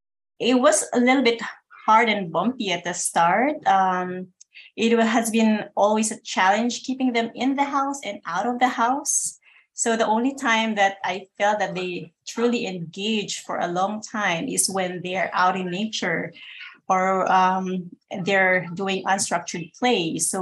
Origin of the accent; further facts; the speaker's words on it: Philippines; moved away as an adult; now in Connecticut, United States; I live in Connecticut right now, but I came from the Philippines before I got married.